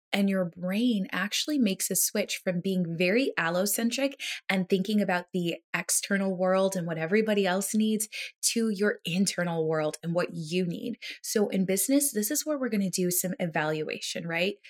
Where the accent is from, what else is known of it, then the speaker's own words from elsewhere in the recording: United States; as an American